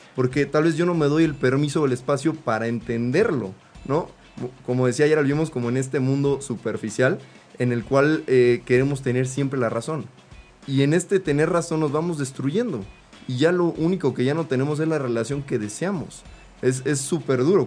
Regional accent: Mexico; como mexicanos

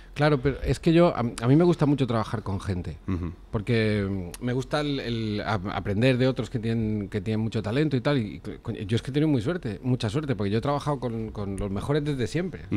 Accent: Cardona, Catalonia, Spain; en, mi pueblo, en Cardona

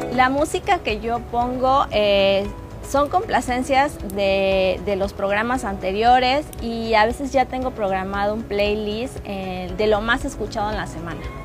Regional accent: Cancún, Quintana Roo, Mexico; soy de aquí de Cancún, Quintana Roo.

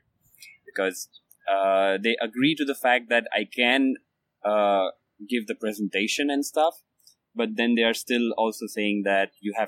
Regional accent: India; moved away; I'm an Indian guy

